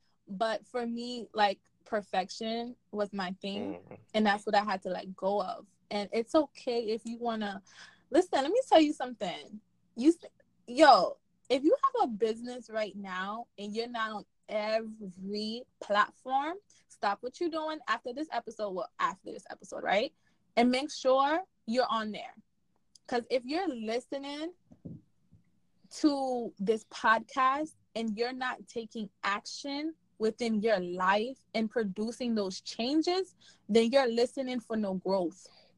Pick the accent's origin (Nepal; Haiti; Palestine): Haiti; So, like I said, I'm from Haiti, right? I'm from Haiti, and one thing, in any platform and anywhere I go, two things you're going to know about me.